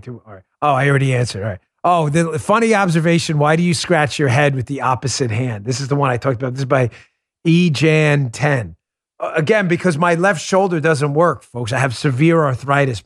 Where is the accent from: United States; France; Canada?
United States; New York; growing up in New York